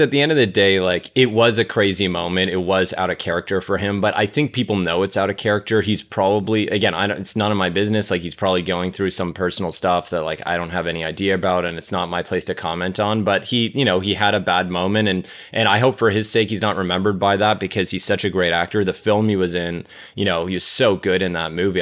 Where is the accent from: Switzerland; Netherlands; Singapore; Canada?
Canada; Toronto, Ontario; moved away as an adult; now in Los Angeles, United States; I grew up in Toronto